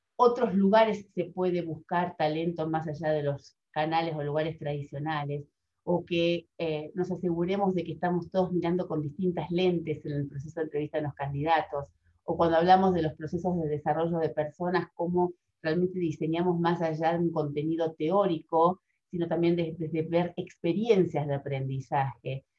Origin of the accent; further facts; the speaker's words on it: Argentina; moved away as an adult; also born or lived in Spain; cuando regresé a Argentina, también fue un shock porque yo veía que yo había cambiado formas de ver y que en mi país, de donde yo este, soy original